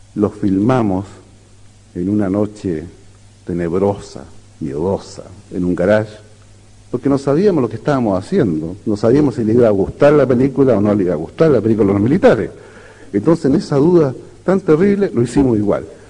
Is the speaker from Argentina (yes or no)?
no; Chile